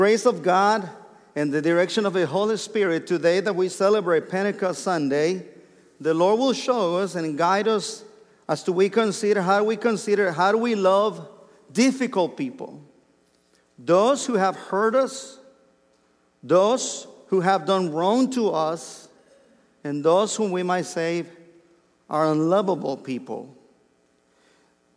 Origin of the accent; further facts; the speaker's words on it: Mexico; English is a second language; moved away as an adult; I was born and raised in Mexico, and I didn't learn English until I was 23 years old.